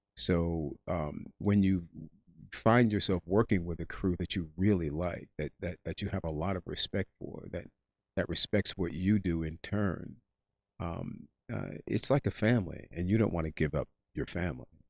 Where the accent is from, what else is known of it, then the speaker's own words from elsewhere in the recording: Englewood, New Jersey, United States; I'm actually from Englewood, New Jersey